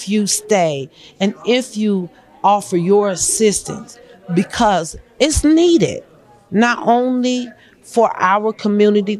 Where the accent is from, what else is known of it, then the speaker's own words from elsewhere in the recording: Montgomery, Alabama, United States; also born or lived in Pontiac, Michigan; I'm from Montgomery, Alabama, by way of Pontiac, Michigan.